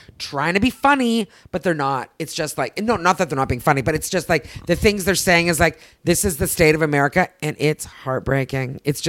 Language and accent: English; Canada; now in United States; I'm still Canadian, of course. Right? Yeah. And I will always be Canadian